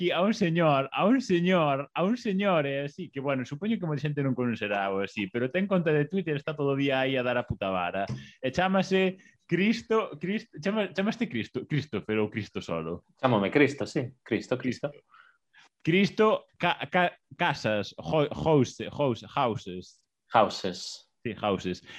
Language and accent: Galician; Boiro, Galicia, Spain; la son de Boiro, do Consello de Boiro, da parroquia do Consello de Boiro, pero dunha aldea en concreto.